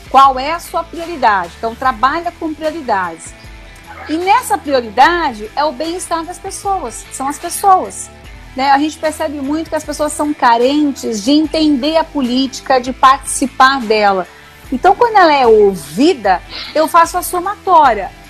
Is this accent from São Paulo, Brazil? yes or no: yes; São Paulo, Brazil; born there; Eu nasci em São Paulo, eu não sou tapetiningana nascida, mas sou tapetiningana de coração.